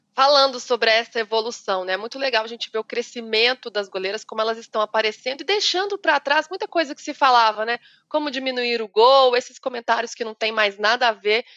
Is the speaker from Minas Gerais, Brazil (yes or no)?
yes; Minas Gerais, Brazil; Eu sou mineira